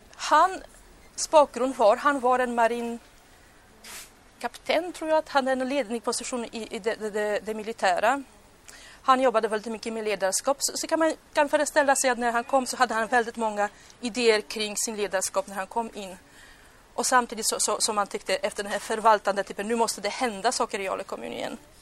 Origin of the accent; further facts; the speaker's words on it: Poland; Swedish is a second language; now in Sweden; nu kommer jag på mitt hemland